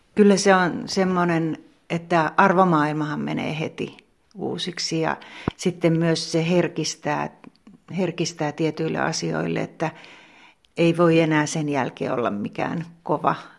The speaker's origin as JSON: {"language": "Finnish", "town": "Pertunmaa", "region": "South Savo", "country": "Finland", "tie": "born or raised there", "also_born_or_lived": "Kotka / Helsinki", "moved": "as an adult", "lives_now": "Joutsa, Finland", "said": "Mä oon syntynyt Kotkassa, mutta mä oon ollut pieni tyttö, kun me on muutettu Pertunmaalle, eli ihan tähän viereiseen pitäjään."}